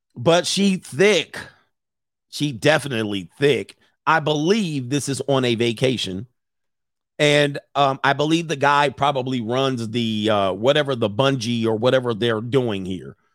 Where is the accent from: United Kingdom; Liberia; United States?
United States; California; I'm from California.